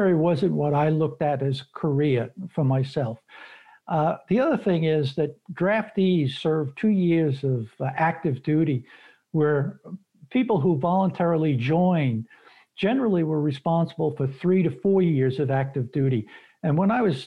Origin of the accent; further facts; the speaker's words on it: New York City, New York, United States; moved away as an adult; I was born and raised in Brooklyn and lived there for many years before I moved out of the city. But I'm a Brooklyn kid